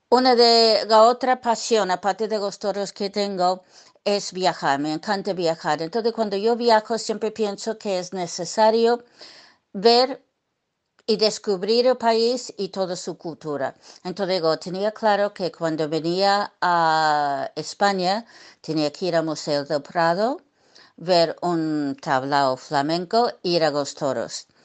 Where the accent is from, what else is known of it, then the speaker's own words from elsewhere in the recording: New York, United States; born there; Yo nací en, Nueva York, en los Estados Unidos. Eh, me gusta decir que nací en el barrio de Triana, eh, porque nací en Brooklyn